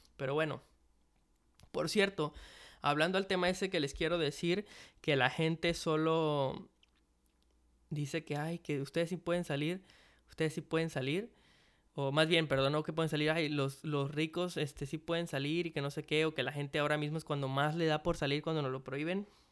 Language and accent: Spanish; Mexico; en México, en mi país